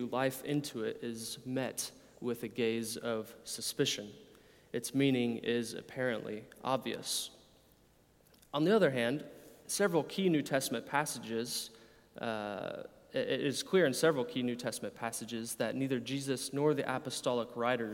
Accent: United States; I'm an American from your accent. In my own American context

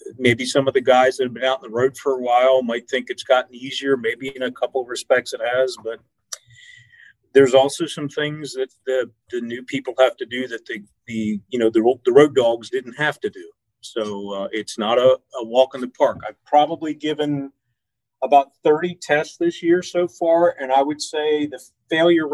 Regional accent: York, Pennsylvania, United States; I am from York, Pennsylvania

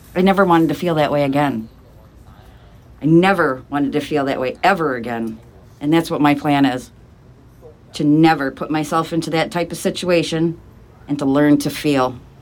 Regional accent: Ithaca, New York, United States; Born and raised in Ithaca

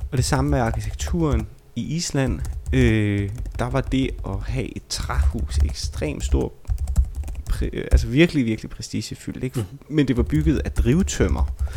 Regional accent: Vejle, Southern Denmark, Denmark; jeg er fra Vejle

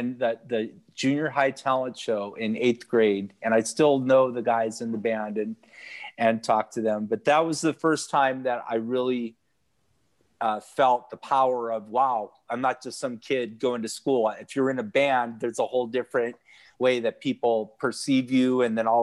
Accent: Santa Cruz, California, United States; also born or lived in Laguna Beach, California; I was born in Laguna Beach, California. I'm a California native. My family moved to Santa Cruz when I was 3. And I grew up, it's a surf town

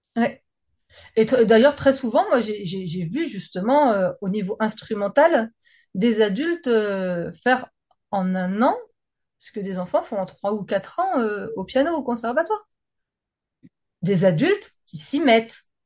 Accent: France

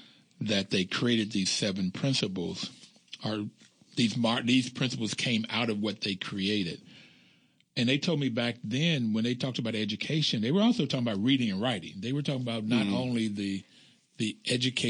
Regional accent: Bluefield, West Virginia, United States; I grew up in Bluefield, West Virginia, and it was a community

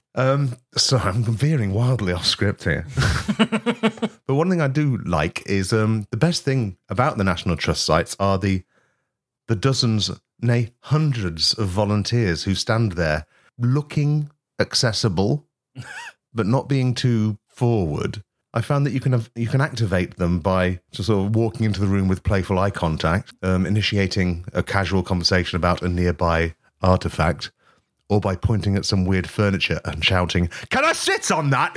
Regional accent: East Midlands, United Kingdom; I am from the East Midlands

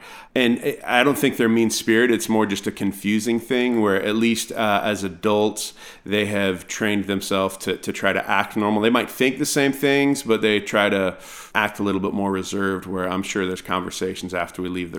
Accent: California, United States; I grew up in the Bay Area of California, and so a lot of my friends, I have very diverse friends

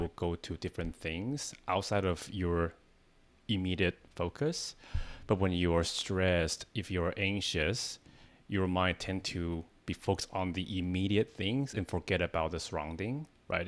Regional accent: Taiwan; English is a second language; moved away as an adult; now in United States; I'm not a native speaker. I came from Taiwan. I came to the States 10 years ago

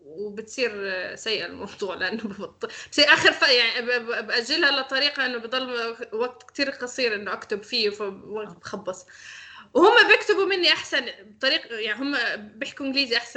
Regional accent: Syria; عن حالك لا انا سوري

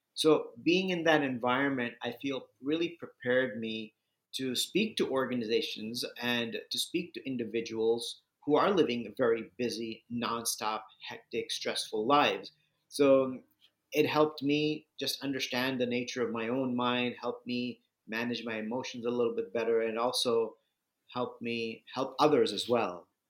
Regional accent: Southern California, United States; moved away; also born or lived in Bulgaria / India / New York City; I grew up in Southern California

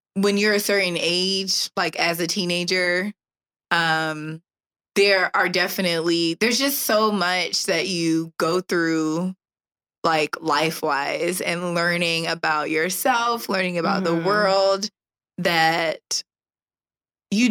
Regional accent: D.C. area, Maryland, United States; now in Jacksonville, United States; I'm from the Maryland, D.C. area

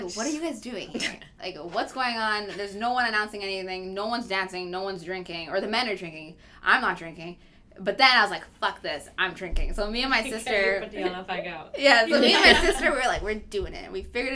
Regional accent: Vancouver, British Columbia, Canada; I'm a Canadian, I'm from Vancouver

